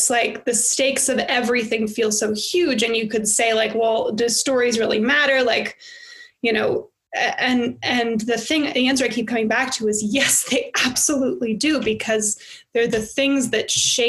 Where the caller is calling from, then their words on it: United States; as I'm calling in from America where everything is melting down